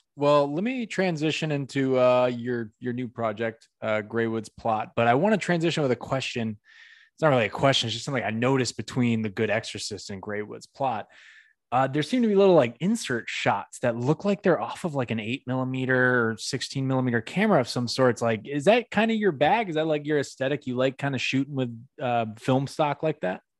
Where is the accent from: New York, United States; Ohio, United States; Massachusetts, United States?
Massachusetts, United States; Northampton; moved away; my hometown, Northampton, Mass.